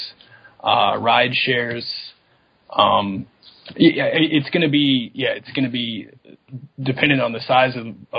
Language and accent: English; Atlanta, Georgia, United States; I'm from Atlanta